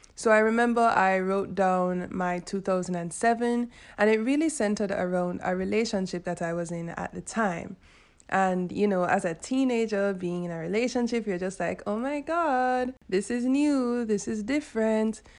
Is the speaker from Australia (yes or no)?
no; Jamaica; I'm Jamaican